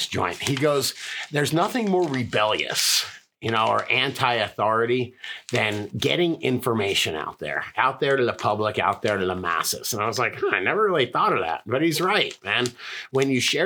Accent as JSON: {"language": "English", "region": "Florida", "country": "United States", "moved": "yes", "said": "I'm from Florida"}